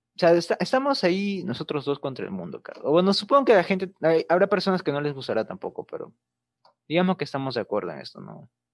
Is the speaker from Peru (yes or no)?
yes; Peru; Perú siempre ha sido un país caracterizado por ser muy bizarro.